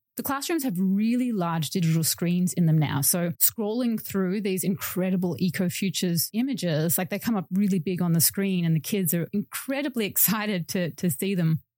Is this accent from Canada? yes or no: no; Melbourne, Victoria, Australia; in my hometown of Melbourne, Australia